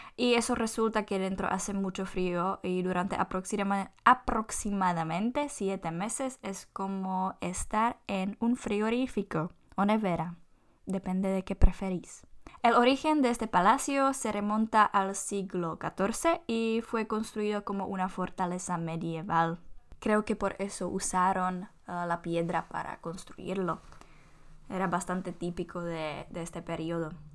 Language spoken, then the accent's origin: Spanish; Czechia